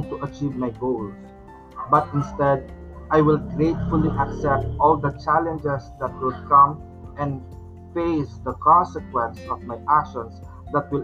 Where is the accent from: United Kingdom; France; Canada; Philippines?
Philippines; for us as a Filipino, since our country has been dominated and colonized by the Spanish colonizer